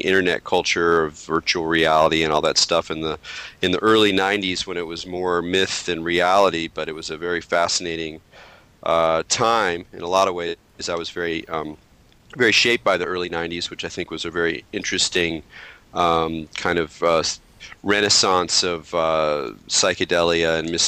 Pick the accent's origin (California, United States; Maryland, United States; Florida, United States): California, United States; Southern; moved away as an adult; also born or lived in New York City; I'm a native Californian. I grew up in Southern California